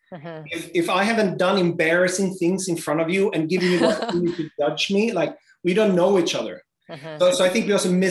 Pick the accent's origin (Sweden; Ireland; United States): Sweden; I am from Sweden, we are very sexually free country.